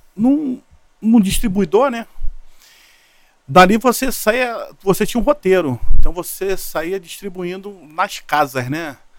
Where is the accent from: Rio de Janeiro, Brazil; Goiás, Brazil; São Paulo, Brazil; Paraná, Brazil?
Rio de Janeiro, Brazil; Eu da ilha do governador fui parar em vira é, Vila Militar.